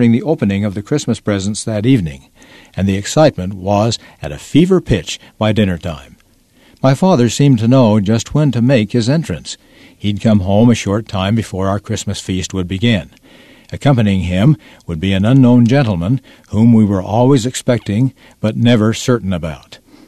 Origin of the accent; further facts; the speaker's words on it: Toronto, Ontario, Canada; As a child growing up in Toronto, Ontario, Canada, and as the oldest in my family